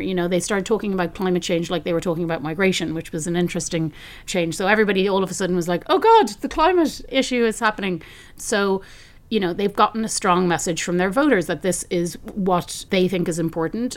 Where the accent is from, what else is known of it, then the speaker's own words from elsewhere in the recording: Ireland; I come from Ireland that really really benefited from European membership